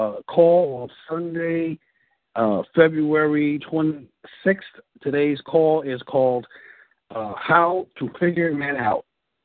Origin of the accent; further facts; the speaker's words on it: Bronx, New York, United States; I am a native New Yorker, born and raised in the South Bronx.